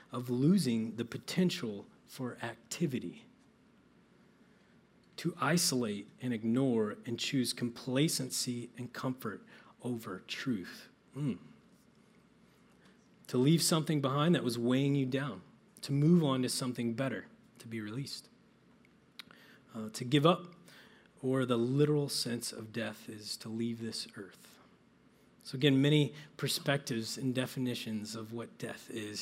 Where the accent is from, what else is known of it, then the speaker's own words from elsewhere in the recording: Midwest, United States; I grew up in the Midwest